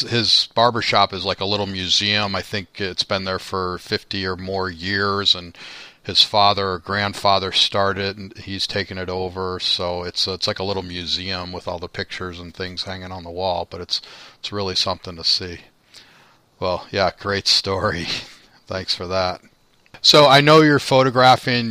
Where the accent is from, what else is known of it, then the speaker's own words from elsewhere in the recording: Chicago, Illinois, United States; I'm from Chicago